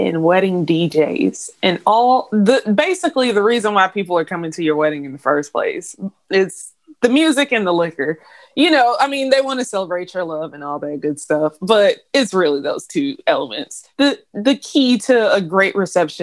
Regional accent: Decatur, Georgia, United States; also born or lived in Gwinnett County; I was born in Decatur

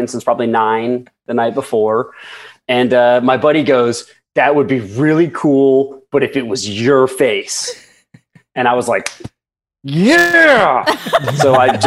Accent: Indiana, United States; When I was 17, I grew up in Indiana

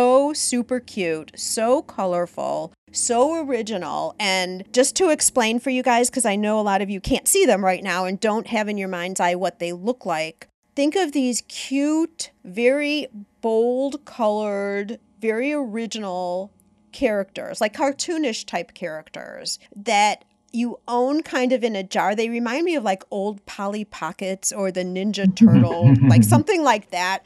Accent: Highland Park, Illinois, United States; also born or lived in Chicago; my hometown of Highland Park, Illinois

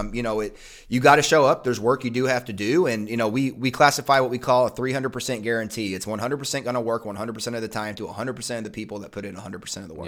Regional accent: Eastern Kentucky, United States; moved away; I grew up in Eastern Kentucky

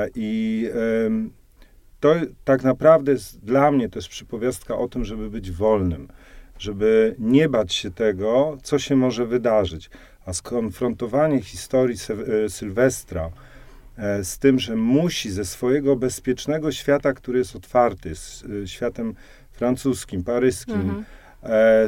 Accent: Silesian Voivodeship, Poland; now in Warsaw, Poland; Ja jestem krawcem ze Śląska

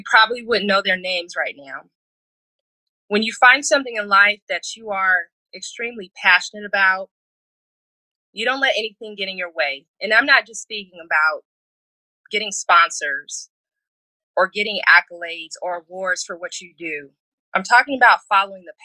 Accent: Atlanta, Georgia, United States; I am from Atlanta, Georgia

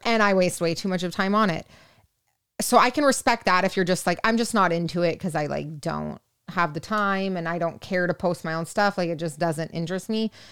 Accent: Orange County, California, United States; I'm from Orange County

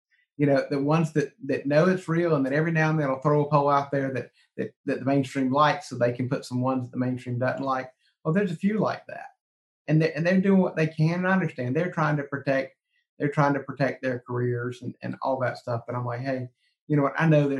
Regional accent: South Carolina, United States; I grew up doing politics in South Carolina. So I saw it when I was a kid doing politics

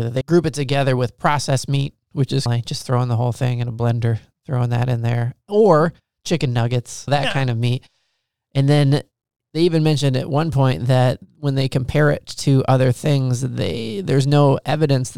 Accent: Midwest, United States; I grew up in the Midwest

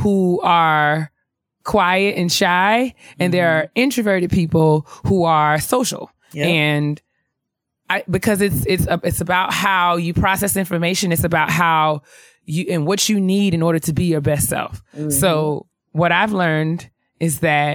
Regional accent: White Plains, New York, United States; moved away; I'm from New York, or because I'm from, you know, White Plains in New York

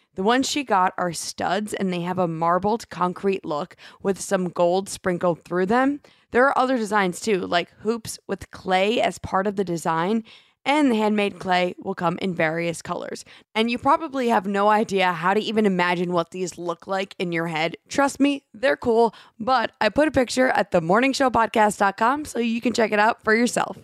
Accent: New Jersey, United States; moved away; We're originally from New Jersey

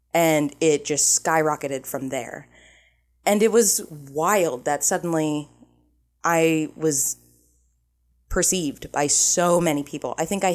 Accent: Ohio, United States; I'm from Ohio. An hour is nothing.

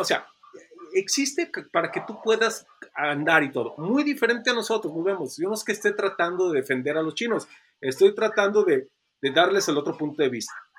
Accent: Mexico; also born or lived in China

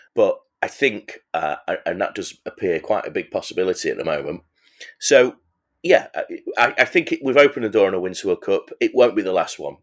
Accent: England, United Kingdom; I'm an Englishman

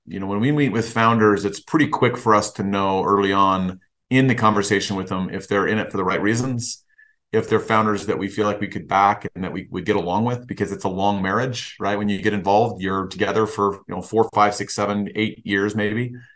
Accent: Chicago, Illinois, United States; I was born and raised in Chicago

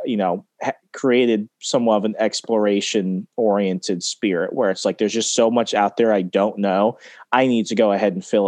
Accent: Texas, United States; growing up there, even growing up in Texas, while I never went into Mexico, you have to know what's going on there

